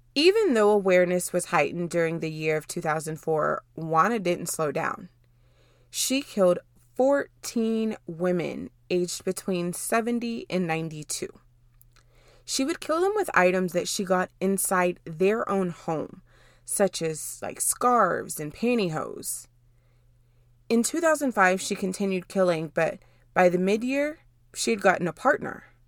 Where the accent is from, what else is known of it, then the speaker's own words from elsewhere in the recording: Dallas, Texas, United States; I'm from the Dallas area